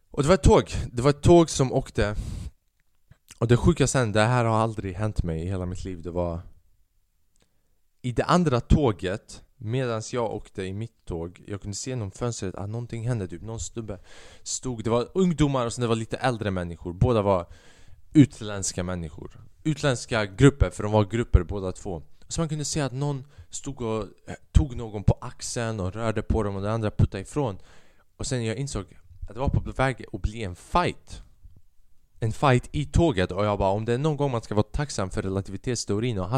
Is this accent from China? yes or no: yes; China; Man kan säga att jag är en kines. Man kan säga att jag är en kines och det är okej okay för mig att skämta om kineser med böjda ögon.